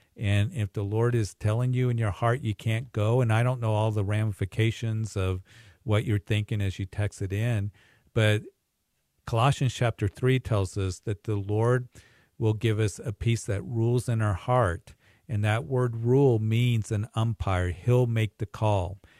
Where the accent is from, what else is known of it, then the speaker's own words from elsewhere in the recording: Greeley, Colorado, United States; my hometown Greeley